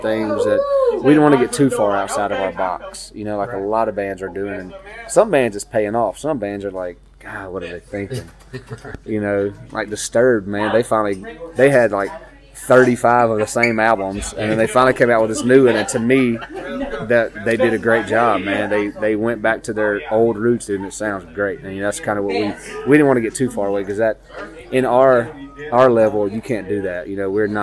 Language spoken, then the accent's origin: English; Mississippi, United States; We're from Mississippi. We're Southern boys